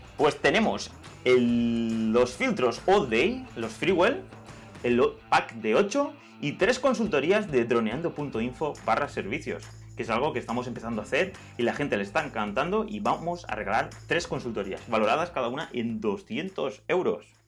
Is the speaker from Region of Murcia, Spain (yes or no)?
no; Altea, Valencian Community, Spain; somos de Altea